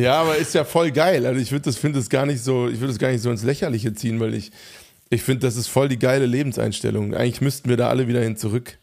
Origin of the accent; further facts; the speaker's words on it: Hofheim am Taunus, Hesse, Germany; moved away; Hofheim, wo einfach Reichtum zur absoluten Tagesordnung gehörte. Also ich bin aufgewachsen im Umfeld